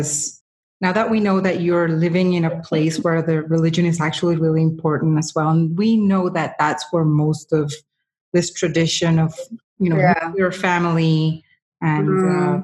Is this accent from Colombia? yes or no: yes; Colombia; I'm coming from Colombia